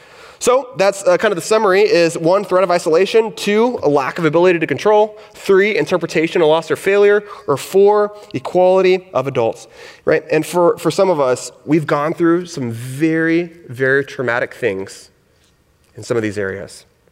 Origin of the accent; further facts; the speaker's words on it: the South, United States; I grew up in the South, hence my accent.